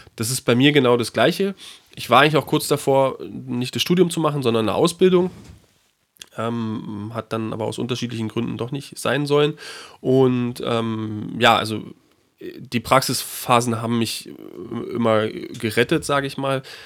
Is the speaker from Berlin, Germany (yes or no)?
yes; Berlin, Germany; drei Monate immer in Berlin verbracht, in meiner Heimatstadt